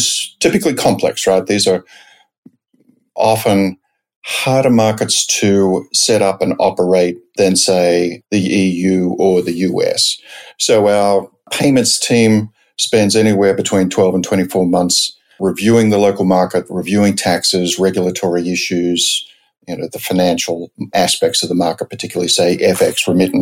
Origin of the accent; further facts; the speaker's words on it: Sydney, New South Wales, Australia; moved away as an adult; also born or lived in San Francisco, United States / New York, United States; now in United States; I grew up in Australia, principally in Sydney, though a few years outside of Sydney